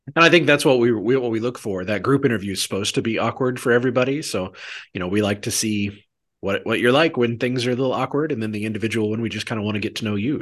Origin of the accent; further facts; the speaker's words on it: Maitland, Missouri, United States; I grew up in a town very similar to the, to the one you did. I'm from Maitland, which is about three hundred people.